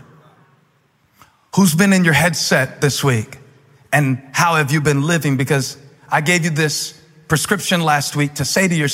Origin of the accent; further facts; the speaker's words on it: Moncks Corner, South Carolina, United States; moved away; I grew up in South Carolina